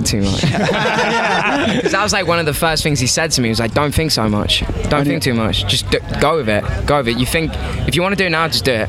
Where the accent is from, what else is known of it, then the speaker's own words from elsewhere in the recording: Liverpool, North West England, United Kingdom; I'm from Liverpool, these boys are from America.